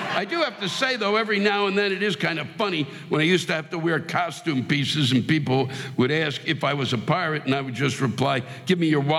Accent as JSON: {"language": "English", "town": "Norfolk", "region": "Virginia", "country": "United States", "said": "I come from Hampton Roads, the Norfolk, or for people that don't know where that is. We don't have any mass transit to speak of."}